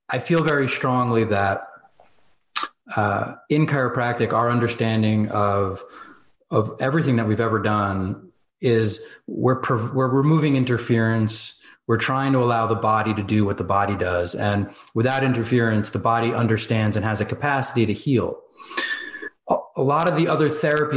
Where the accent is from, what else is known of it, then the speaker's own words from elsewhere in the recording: New Jersey, United States; I'm from Jersey, right? So like New York, I'm 15 minutes outside New York City